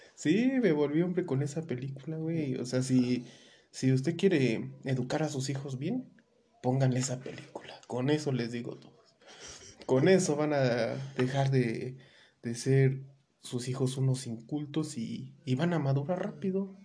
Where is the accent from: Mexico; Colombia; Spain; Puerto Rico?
Mexico; como mexicanos